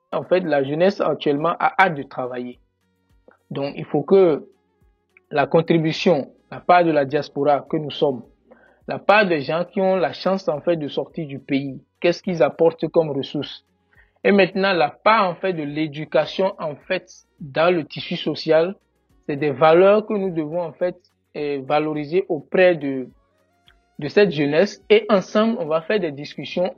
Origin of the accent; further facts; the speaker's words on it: Benin; moved away as an adult; now in Canada; je suis béninois